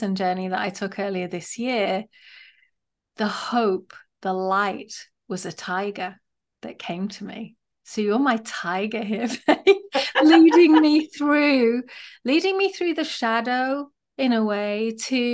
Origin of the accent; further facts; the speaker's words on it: England, United Kingdom; As a woman, I think growing up in England, I've I learned a very specific, quiet way of being